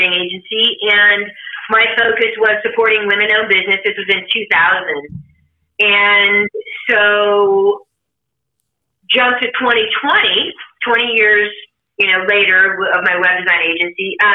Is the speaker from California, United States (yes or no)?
yes; Sacramento, California, United States; moved away as an adult; now in Lake Tahoe area, United States; I'm in the Tahoe area right now, but I grew up in Sacramento, and my mom and brother are still there